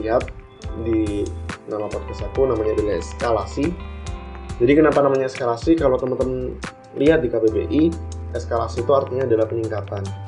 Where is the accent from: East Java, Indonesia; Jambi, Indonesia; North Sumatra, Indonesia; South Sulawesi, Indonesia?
East Java, Indonesia; Tulungagung; moved away as an adult; aku asli dari Tulungagung dan besar juga di Tulungagung